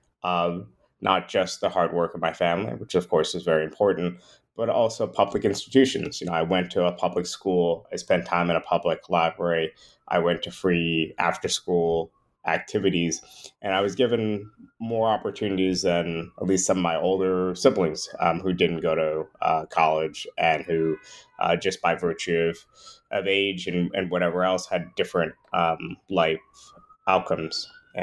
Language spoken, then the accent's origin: English; New York, United States; Yeah, well, I grew up in the New York area. My parents actually immigrated from Trinidad a year or so before I was born.